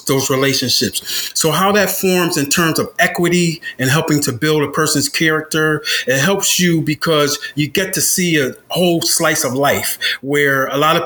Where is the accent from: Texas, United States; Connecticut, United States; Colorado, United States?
Connecticut, United States; Bridgeport; moved away as an adult; I grew up in Beardsley Terrace in Bridgeport, Connecticut